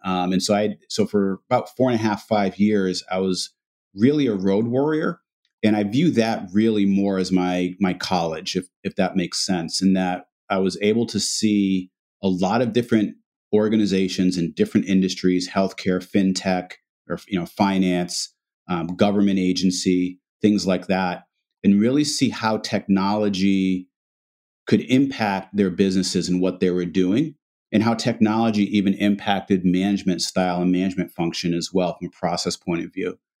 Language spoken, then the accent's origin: English; Massachusetts, United States; we grew up, I have an older brother, myself, and, and my parents. We were, um, uh, African-American. Um, small town in Massachusetts